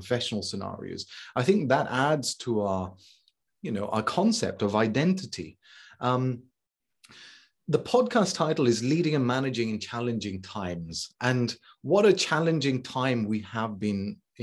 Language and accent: English; England, United Kingdom; moved away as an adult; also born or lived in Islamabad, Pakistan / Dubai, United Arab Emirates / Tbilisi, Georgia; I moved over to England when I was 6 weeks old. And, you know, majority of my education is here in England, primary, secondary, three different universities